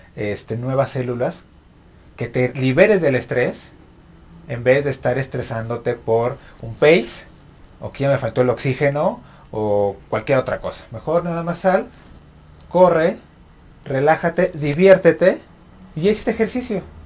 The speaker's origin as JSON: {"language": "Spanish", "country": "Mexico"}